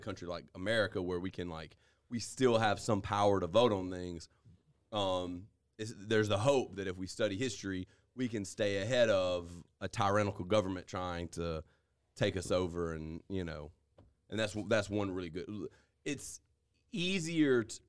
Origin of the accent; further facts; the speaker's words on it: United States; We're American.